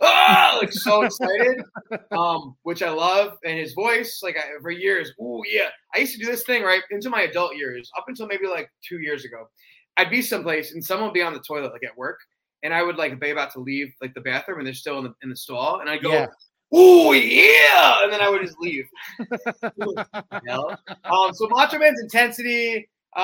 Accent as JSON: {"language": "English", "town": "Poughkeepsie", "region": "New York", "country": "United States", "tie": "born or raised there", "said": "I grew up in Poughkeepsie"}